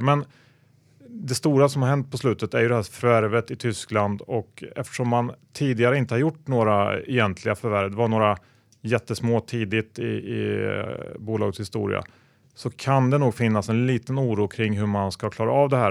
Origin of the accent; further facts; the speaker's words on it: Värmland, Sweden; jag är ju från Värmland vilket eh, betyder att man är typ seminorsk.